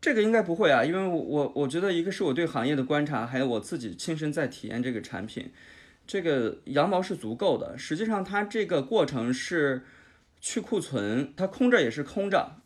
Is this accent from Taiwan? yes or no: no; Jilin, China; moved away; 像我老家是吉林的，我是东北的